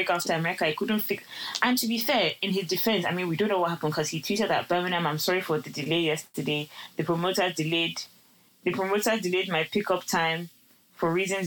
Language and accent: English; Lagos, Nigeria; I'm even coming from Lagos